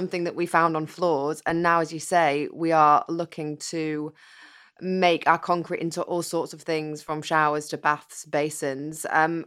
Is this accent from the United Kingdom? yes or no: yes; Yorkshire and the Humber, United Kingdom; I'm from West Yorkshire